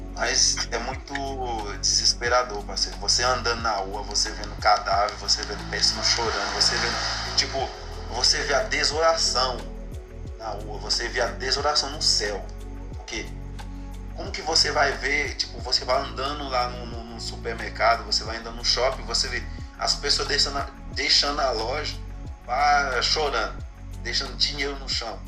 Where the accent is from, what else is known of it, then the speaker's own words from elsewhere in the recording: Haiti; Portuguese is a second language; moved away as an adult; now in Brazil; Eu sou do Haiti